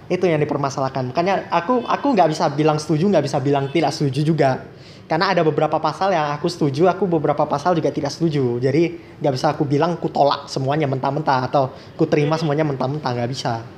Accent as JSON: {"language": "Indonesian", "town": "Medan", "region": "North Sumatra", "country": "Indonesia", "said": "kita mah orang Medan udah biasa"}